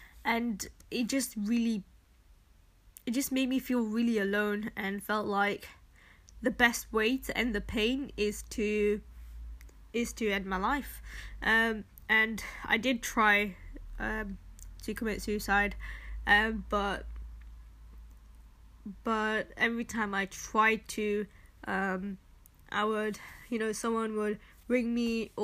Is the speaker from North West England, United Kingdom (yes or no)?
yes; Manchester, North West England, United Kingdom; moved away as an adult; also born or lived in Birmingham; I studied in Birmingham, and I'm originally from Manchester.